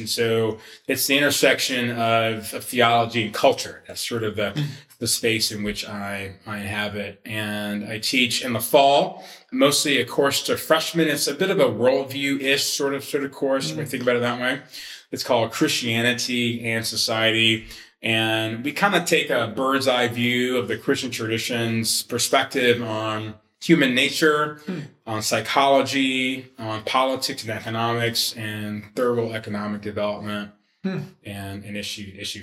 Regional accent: Atlanta, Georgia, United States; I was raised in Atlanta, raised in a United Methodist church.

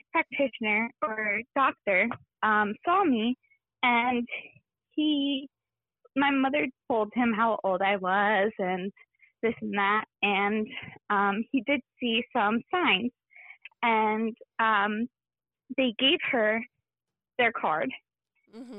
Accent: New Jersey, United States; I'm 26 years old, and I'm from New Jersey

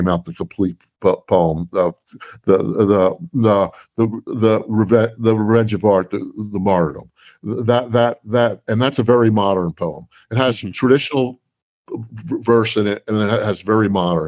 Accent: New Jersey, United States; I'm from New Jersey

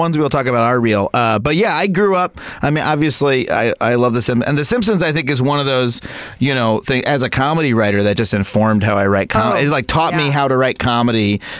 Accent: Long Island, New York, United States; in my town growing up on Long Island

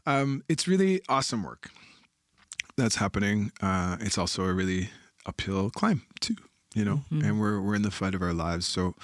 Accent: Canada; now in Montreal, Canada; I come from the Wolastoqiyik, the people of the beautiful river. Now I reside in Jojage in Montreal

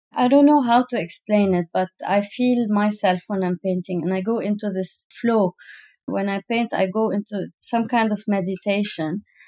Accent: Lebanon; now in United Arab Emirates; I come from Lebanon

